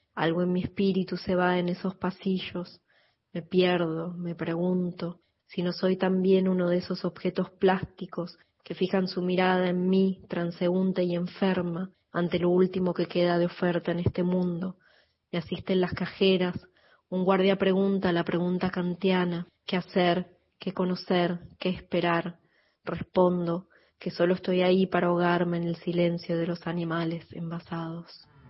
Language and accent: Spanish; San Juan, Argentina; moved away as an adult; now in Buenos Aires, Argentina; Hace 18 años vivo en Buenos Aires, pero nací en San Juan